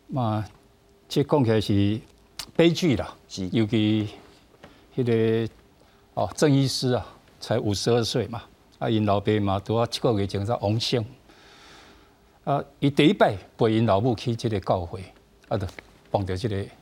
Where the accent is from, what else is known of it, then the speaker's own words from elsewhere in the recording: Taiwan; 我们台湾人